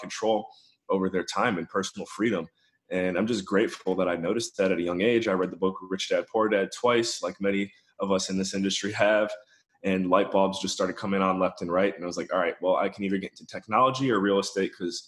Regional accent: Painesville, Ohio, United States; moved away as an adult; also born or lived in Western Pennsylvania; now in Newfoundland, Canada; I was born and raised in Painesville, Ohio, which is a suburb of Cleveland, about 30 minutes east of Cleveland, Ohio

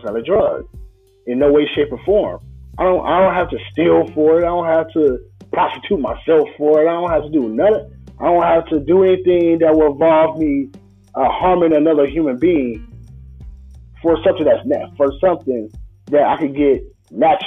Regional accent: Illinois, United States; I'm from Illinois.

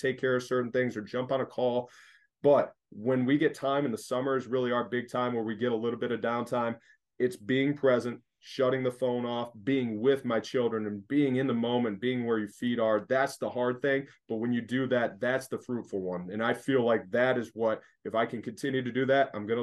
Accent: Michigan, United States; moved away as an adult; also born or lived in Los Angeles; now in Philadelphia, United States; growing up in Michigan, is like you live in another country

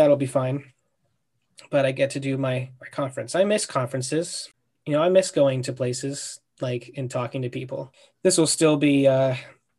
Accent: Virginia, United States; we're from Virginia

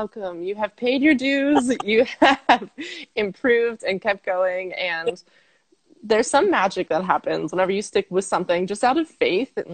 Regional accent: Pennsylvania, United States; moved away as an adult; now in Netherlands; I'm from Pennsylvania, but I live in the Netherlands because that's where my husband is from.

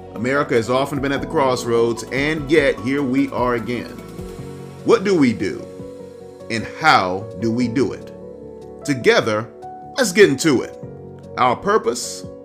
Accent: Georgia, United States; I'm from Georgia

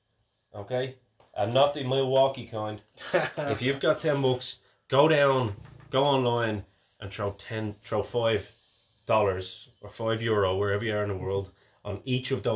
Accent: Ireland; we are Irish.

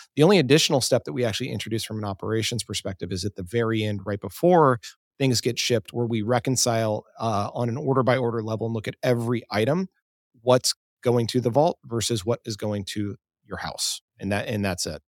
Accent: Dallas, Texas, United States; moved away as an adult; also born or lived in Seattle; I grew up in Dallas

